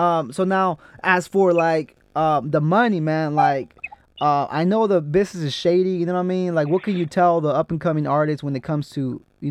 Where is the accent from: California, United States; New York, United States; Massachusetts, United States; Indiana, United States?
California, United States; I'm from Jalisco. Well, my family's from Jalisco. I grew up here in Cali, but La Sauceda, Jalisco, that's where my family's from.